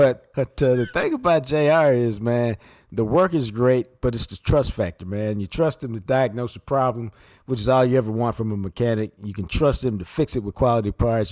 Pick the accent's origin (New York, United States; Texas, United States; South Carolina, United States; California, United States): Texas, United States; Dallas; I grew up on Wind Chime Drive